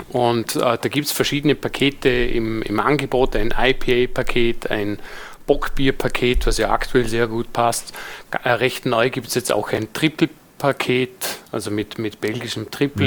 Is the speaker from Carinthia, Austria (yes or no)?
no; Vorarlberg, Austria; Vorarlberger sein